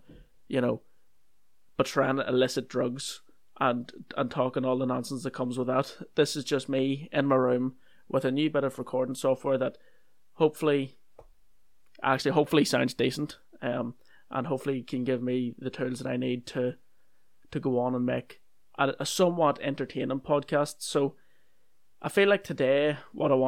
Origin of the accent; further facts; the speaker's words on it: Northern Ireland, United Kingdom; I'm from Northern Ireland